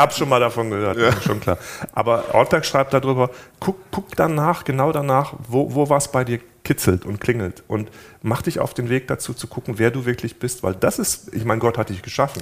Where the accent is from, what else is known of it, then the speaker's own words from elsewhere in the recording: Germany; bei uns in Deutschland